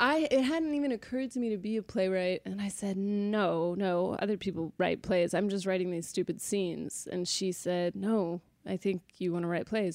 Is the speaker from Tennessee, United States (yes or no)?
no; Sacramento, California, United States; I was born in Sacramento, California, raised in Sacramento, California